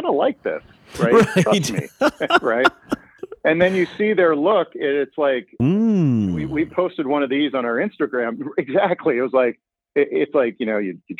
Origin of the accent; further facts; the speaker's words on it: Pennsylvania, United States; now in Illinois, United States; I'm from Pennsylvania